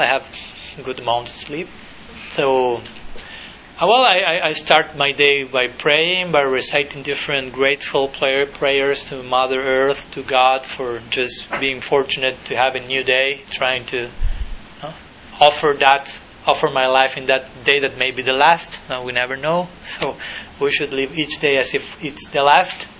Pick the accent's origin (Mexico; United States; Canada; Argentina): Argentina; I was born in 1980 in Argentina